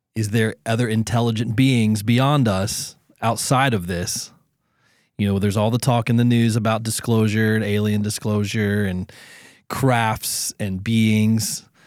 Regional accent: Southern Ohio, United States; I'm from Southern Ohio

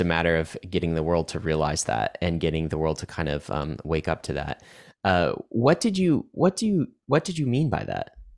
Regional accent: Canada; now in United States; I grew up in Canada

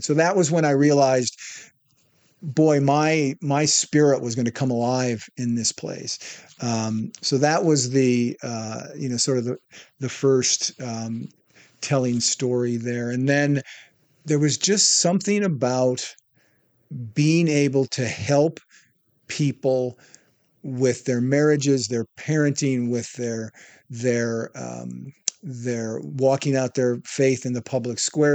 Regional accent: Wisconsin, United States; moved away as an adult; also born or lived in Iowa / Palm Springs, California / Texas / Hollywood, California; I moved back home from Hollywood to my hometown in Wisconsin

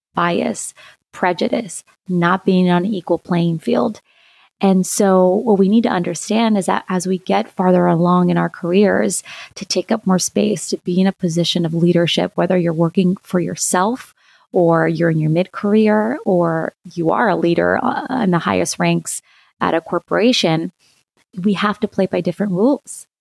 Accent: Lima, Ohio, United States; also born or lived in Santiago, Chile; I'm originally from Santiago, Chile, and I grew up in a small town in, in Ohio, in Lima

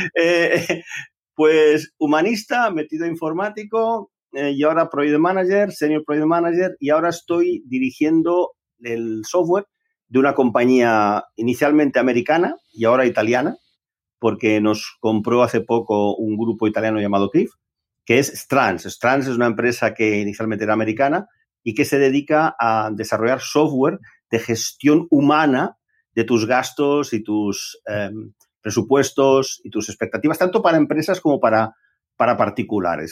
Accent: Barcelona, Catalonia, Spain; yo nací allá por los años 60, en Barcelona, en, Barcelona ciudad.

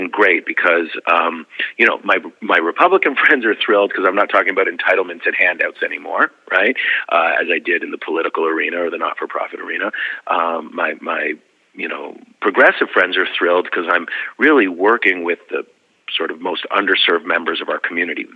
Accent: Canada; now in United States; I grew up in a society where it was rooted in the collective good

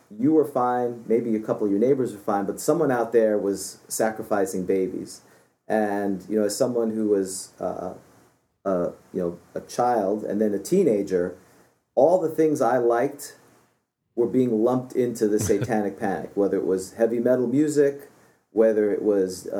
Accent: New York City, New York, United States; moved away; also born or lived in Florida; When I grew up in New York City, and then I moved to Florida.

